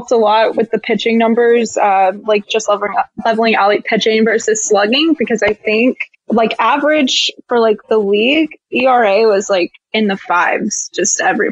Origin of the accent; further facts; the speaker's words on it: Texas, United States; I'm from Texas